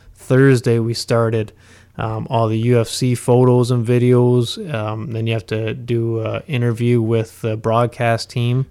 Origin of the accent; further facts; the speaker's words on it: Huntsville, Ontario, Canada; I've spent my, my entire life in Huntsville